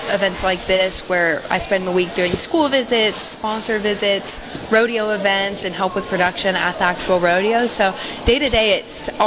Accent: New Mexico, United States; Yes, sir, New Mexico.

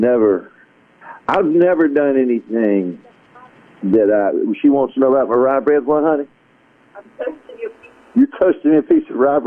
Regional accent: South Carolina, United States; also born or lived in Asheville, North Carolina; I was born near Asheville, but it wasn't long we moved to South Carolina

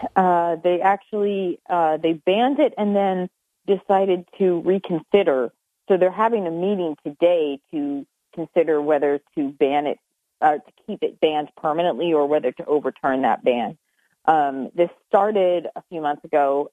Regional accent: Lancaster, Pennsylvania, United States; moved away; also born or lived in Ithaca; I grew up in Lancaster, Pennsylvania

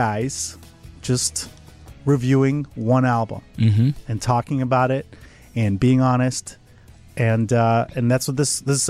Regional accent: Oak Brook, Illinois, United States; Well, I grew up in Oak Brook

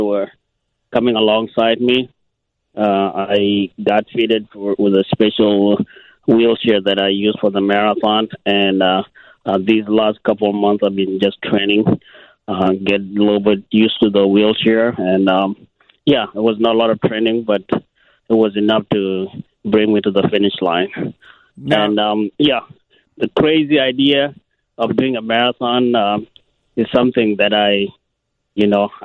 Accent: Kenya; moved away; also born or lived in South Sudan; I'm originally from a country called South Sudan, and I grew up in Kenya

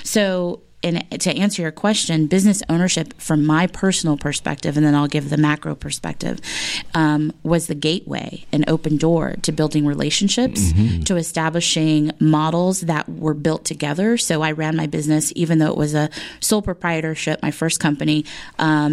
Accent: California, United States; moved away as an adult; I was from California

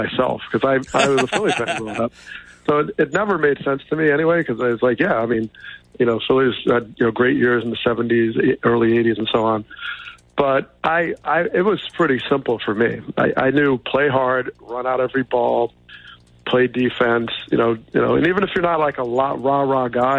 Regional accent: outside of New York, United States; I grew up outside of New York

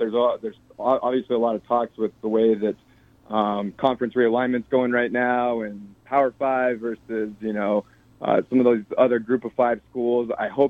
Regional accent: Colorado, United States; I grew up in Colorado. I grew up a huge CU Buffs fan

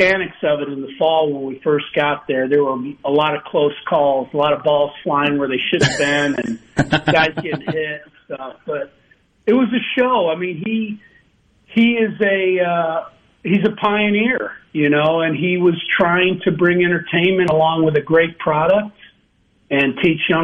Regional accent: Chicago, Illinois, United States; moved away as an adult; also born or lived in Starkville, Mississippi; I grew up in Chicago

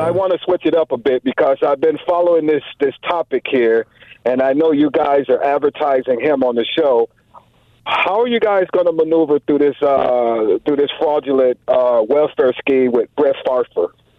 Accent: Chicago, Illinois, United States; moved away as an adult; also born or lived in Milwaukee; I am too from the Chicago land

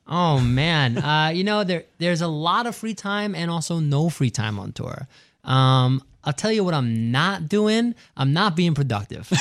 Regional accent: New York City, New York, United States; driving around, uh, Queens and Long Island with my dad growing up in New York

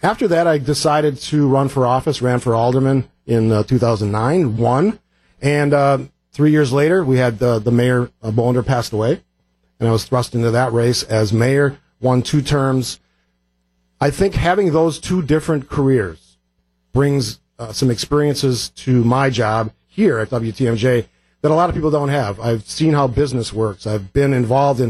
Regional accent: Cudahy, Wisconsin, United States; also born or lived in Oak Creek, Wisconsin; I grew up in Cudahy, moved to Oak Creek when I was a freshman in high school

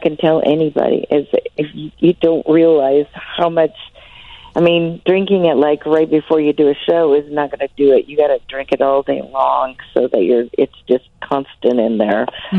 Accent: Aledo, Illinois, United States; I am from Illinois.

